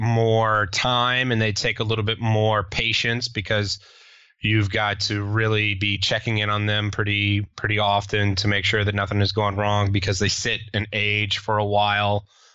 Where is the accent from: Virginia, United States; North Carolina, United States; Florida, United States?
Virginia, United States; Richmond; I'm from Richmond